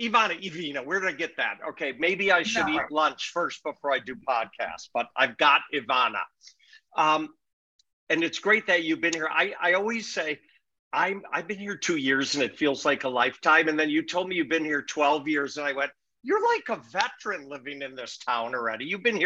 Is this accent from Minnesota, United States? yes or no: yes; Minneapolis, Minnesota, United States; moved away; most people know I grew up in Minneapolis.